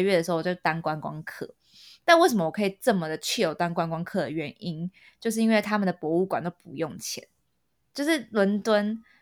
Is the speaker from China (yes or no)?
no; Taipei, Taiwan; now in London, United Kingdom; 我们这种亚洲人被惯坏，尤其是我们台北人